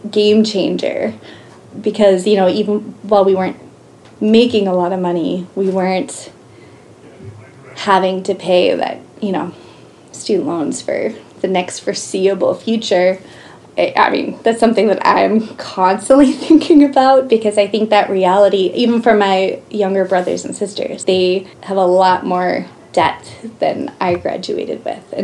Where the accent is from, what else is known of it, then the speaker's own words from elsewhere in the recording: Oklahoma, United States; moved away as an adult; now in Missoula, United States; we came from Oklahoma, which at the time had the second lowest cost of living in the nation. And moving to Missoula was a huge reality check